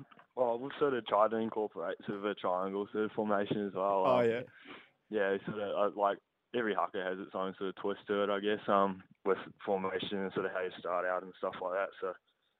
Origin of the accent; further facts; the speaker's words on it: New Zealand; moved away as an adult; now in Melbourne, Australia; my story's a bit different to a few other New Zealand boys